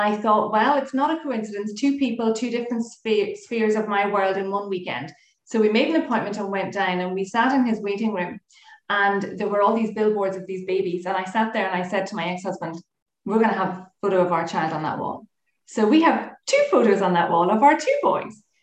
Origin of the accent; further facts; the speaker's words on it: Galway, Connacht, Ireland; moved away as an adult; also born or lived in Oranmore / Dublin; now in Coleraine, United Kingdom; So I am originally from Galway